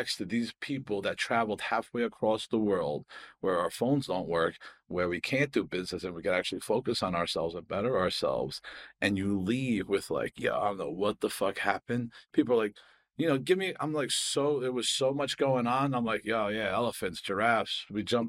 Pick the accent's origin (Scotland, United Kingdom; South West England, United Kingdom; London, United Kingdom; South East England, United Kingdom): Scotland, United Kingdom; Harris; I'm fucking like, I'm from Harris, you know, like we don't have trees.